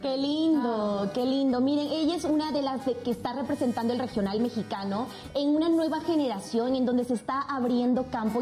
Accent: Sucre, Chuquisaca, Bolivia; born or raised there; moved away

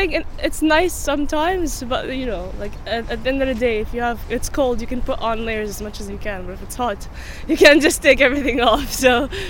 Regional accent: Qatar; moved away as an adult; also born or lived in Palestine; now in Cardiff, United Kingdom; Originally Palestinian, but I was born and raised in Qatar.

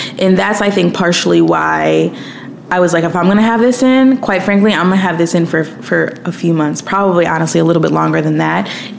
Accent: Williamsville, New York, United States; moved away as an adult; also born or lived in Brooklyn, New York; now in Los Angeles, United States; So I grew up in Buffalo, New York, but I specifically grew up in a suburb 10 minutes away from Buffalo called Williamsville. I lived up the street from my elementary school

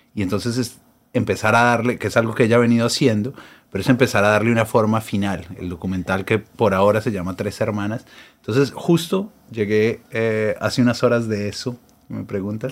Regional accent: Colombia; now in Buenos Aires, Argentina; Yo vivo acá hace, un, hace mucho. Soy un, porteño colombiano

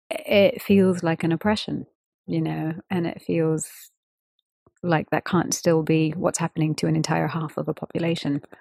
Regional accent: India; And of course, I'm an Indian female musician. So this was something I was speaking about around the world.

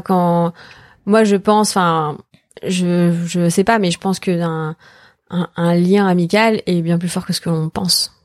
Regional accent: Martinique, France; moved away; j'ai grandi en Martinique

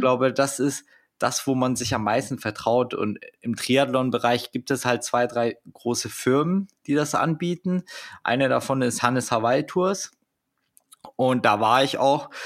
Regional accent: Germany; als Deutscher

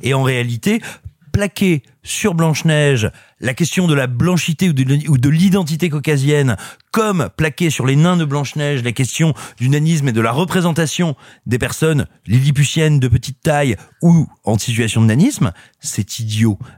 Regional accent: Clermont-Ferrand, Auvergne-Rhône-Alpes, France; je suis natif de Clermont-Ferrand, Clermont-la-Belle, Clermont-la-Grise, Clermont-la-Volcanique.

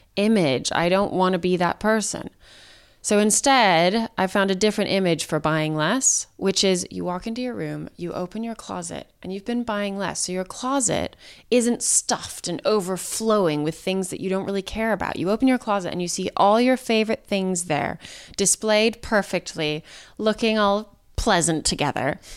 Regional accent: Santa Fe, New Mexico, United States; I grew up in Santa Fe, New Mexico

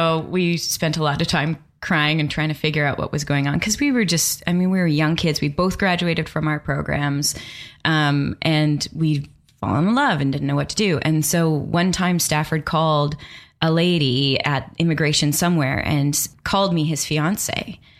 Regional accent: Calgary, Alberta, Canada; So I'm from Calgary, Alberta, Canada.

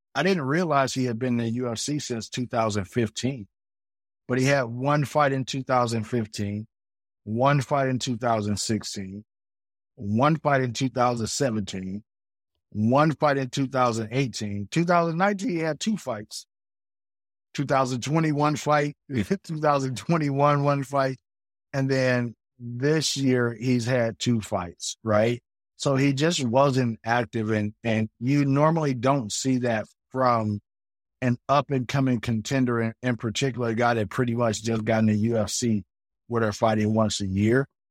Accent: United States

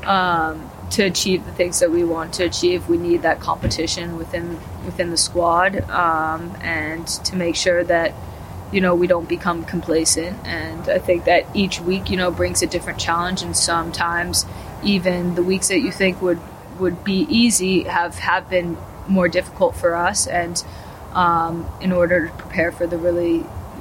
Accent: United States; moved away as an adult; now in London, United Kingdom; as an American

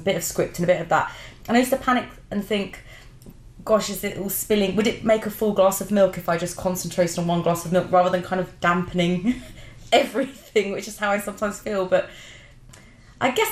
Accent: London, United Kingdom; I grew up in Brixton

